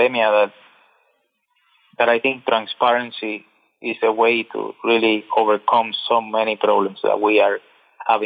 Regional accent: Cuba; I'm from Cuba

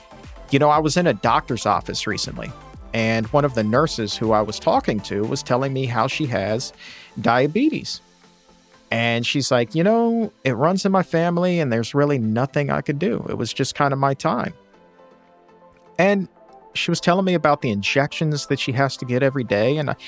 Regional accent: Australia; And as an Australian, I especially love when he says, doggone.

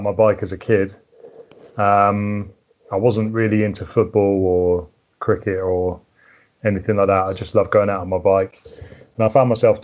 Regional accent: Berkshire, South East England, United Kingdom; now in Hampshire, United Kingdom; I'm in Hampshire at the moment. I grew up in Berkshire, which is a bit further west.

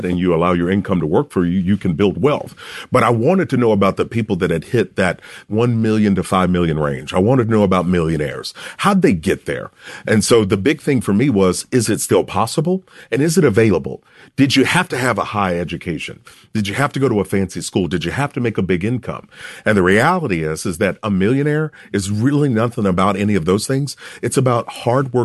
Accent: Kentucky, United States; I grew up, I'm from Kentucky

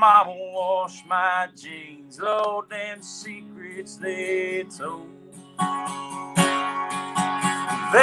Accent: Pig, Kentucky, United States; from Pig.

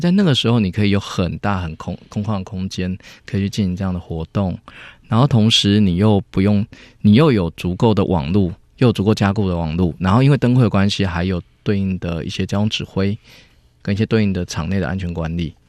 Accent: Chiayi County, Taiwan; moved away as an adult; 我我也是嘉义人，我们回嘉义其实也是想为家乡做一点事情

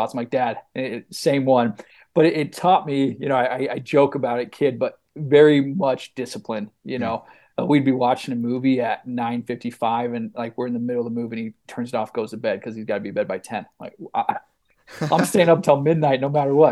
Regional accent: Mesa, Arizona, United States; grew up in Mesa, Arizona.

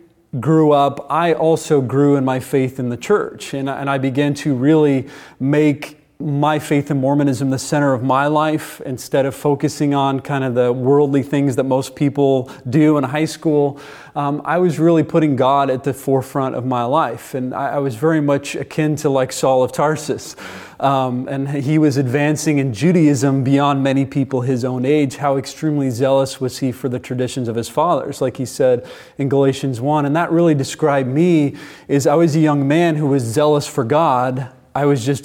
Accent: Indiana, United States; I'm from Indiana originally

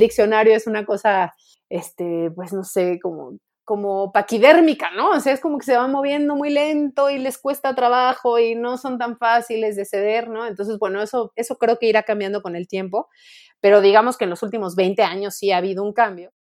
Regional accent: Mexico; quienes somos de México somos el grupo de, de hispanohablantes más grande en el mundo

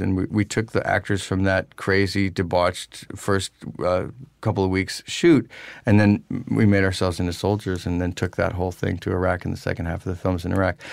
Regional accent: Pennsylvania, United States; moved away; also born or lived in New York City; in Pennsylvania and then later in New York City

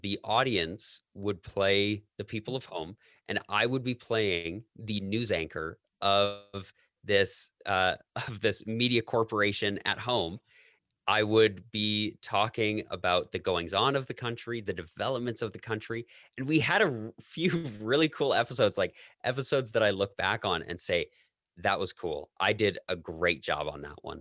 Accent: Canada; moved away as an adult; also born or lived in United States; I'm Canadian

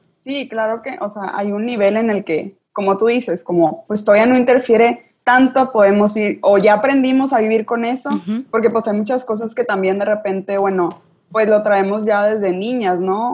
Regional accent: Sabinas, Coahuila, Mexico; now in Monterrey, Mexico; yo soy de Sabinas, Coahuila, solo estudio aquí en Monterrey.

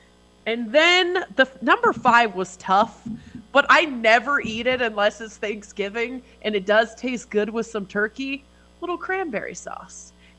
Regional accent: Canada; Blame me for being Canadian.

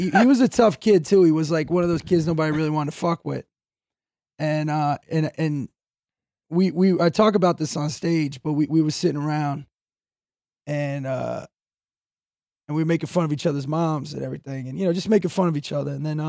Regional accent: New Jersey, United States; also born or lived in South Florida; I was born in New Jersey, then moved to South Florida, then back to Jersey, then back to Florida.

